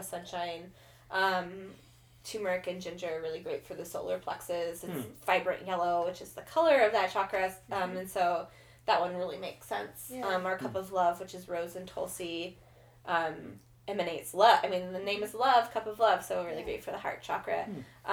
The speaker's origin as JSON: {"language": "English", "region": "Kansas", "country": "United States", "tie": "born or raised there", "moved": "as an adult", "lives_now": "Portland, United States", "said": "I grew up in Kansas. When I was 19, I moved from Kansas to Portland, Oregon"}